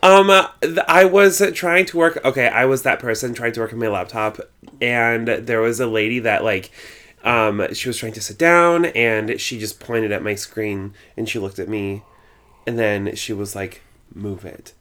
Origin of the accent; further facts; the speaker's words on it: Longmont, Colorado, United States; moved away as an adult; also born or lived in Nebraska / Laramie, Wyoming / Greeley, Colorado / Denver, Colorado; now in New York City, United States; I moved to Longmont, Colorado, which is a suburb of Boulder, uh, when I was three years old, and I lived there until I was eighteen